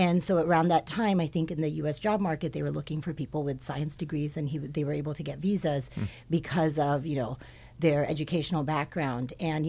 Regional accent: Hawthorne, California, United States; born there; Okay, so I was born in the South Bay. When I was born, my family lived in Hawthorne.

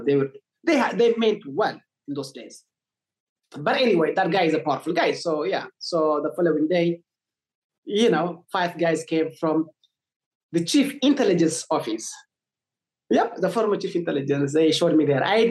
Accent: Tigray, Ethiopia; so I come from Tigray.

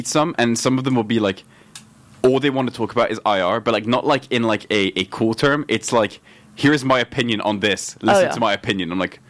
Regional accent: France; born there; moved away; also born or lived in Tokyo, Japan / Oman; So it's, like, for me, I was born in France.

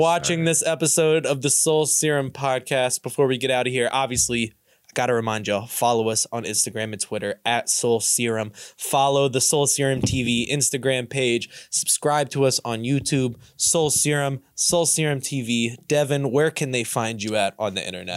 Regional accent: Louisville, Kentucky, United States; moved away as an adult; now in Cincinnati, United States; I'm from Louisville, and I moved up here, like, six years ago

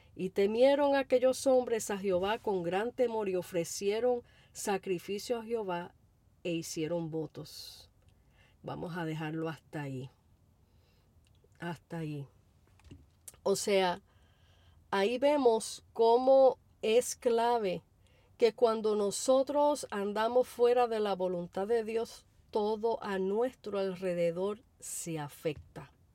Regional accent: Puerto Rico; como decimos en Puerto Rico

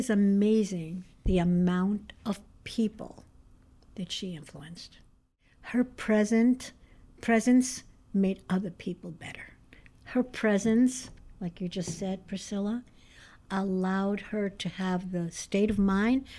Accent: Brazil; now in United States; I was raised in Brazil

